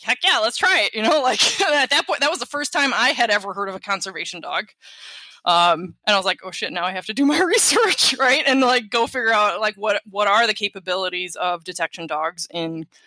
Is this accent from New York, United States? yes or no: no; Wisconsin, United States; my home state. So we have Wisconsin